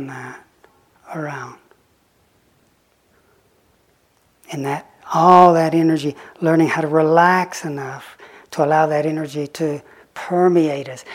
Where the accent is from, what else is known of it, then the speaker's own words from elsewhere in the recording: the Bible Belt, United States; moved away as an adult; also born or lived in Oxford; I grew up in the Bible Belt